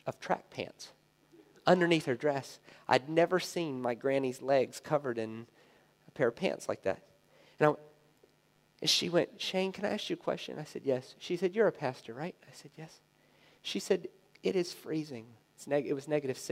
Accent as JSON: {"language": "English", "region": "the South", "country": "United States", "tie": "born or raised there", "said": "I grew up in the South in America."}